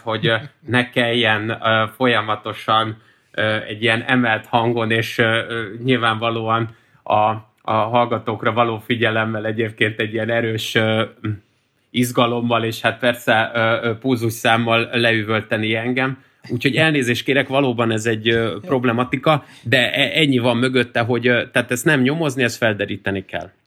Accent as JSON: {"language": "Hungarian", "region": "Budapest", "country": "Hungary", "tie": "born or raised there", "said": "én is itt a Ferencvárosban, amikor fölnőttem"}